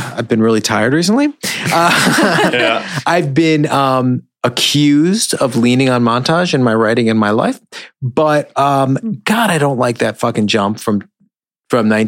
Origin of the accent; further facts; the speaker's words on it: New York City, New York, United States; I'm from New York